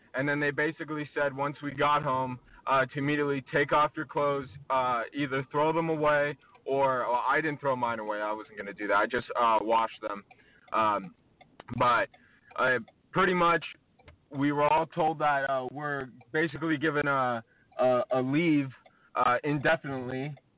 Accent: New York, United States; I'm from New York

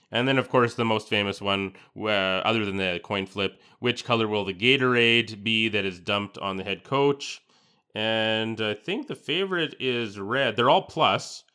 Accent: Canada; as a Canadian

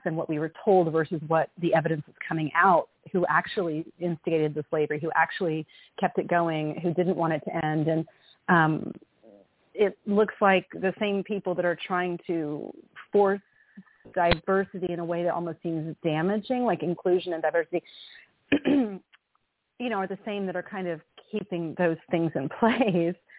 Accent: Tennessee, United States; now in North Carolina, United States; I grew up in Tennessee

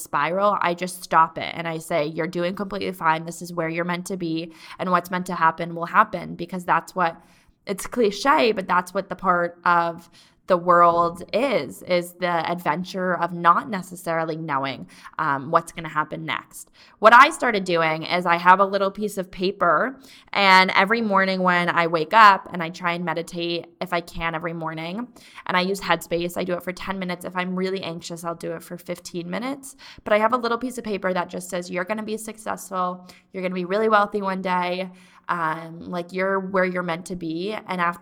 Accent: East Coast, United States; moved away; I'm from the East Coast

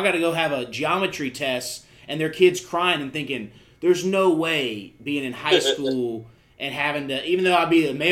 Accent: the South, United States; growing up in the South

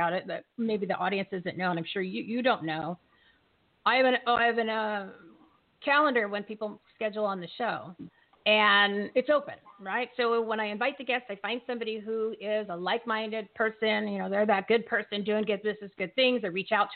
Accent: Bridgewater, New Jersey, United States; I'm from Bridgewater.

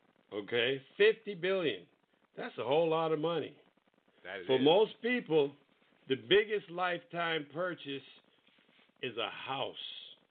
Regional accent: New York City, New York, United States; moved away as an adult; also born or lived in Indiana; I grew up in New York City, went to CCNY for my undergraduate, got my MBA at Long Island University

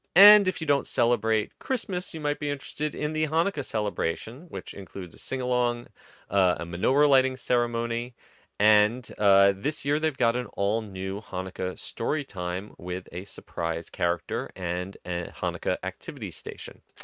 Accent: New Jersey, United States; I grew up in Jersey

